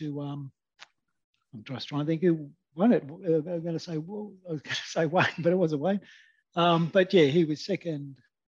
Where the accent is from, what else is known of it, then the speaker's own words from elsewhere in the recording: Canberra, Australian Capital Territory, Australia; born there; Yeah, I was born in 1961 in Canberra, actually.